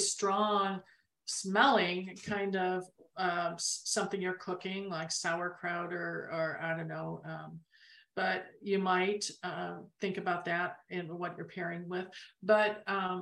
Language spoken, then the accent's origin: English; Arizona, United States; we're from Arizona